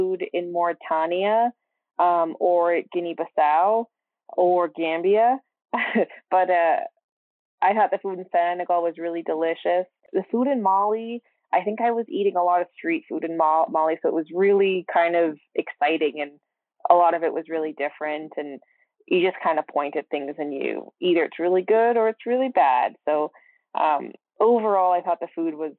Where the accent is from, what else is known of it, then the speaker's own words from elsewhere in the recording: Canada; I speak a bit of French as I'm Canadian